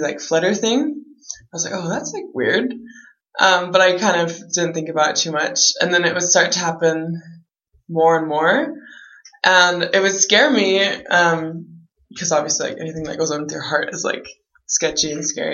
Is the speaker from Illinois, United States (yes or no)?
no; San Antonio, Texas, United States; I'm from San Antonio, Texas